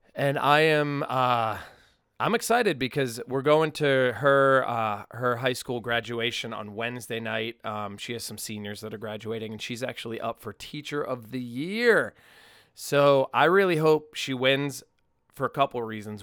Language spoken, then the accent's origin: English; Massachusetts, United States; I'm obviously from Massachusetts. So it's like two, two lifelong New Englanders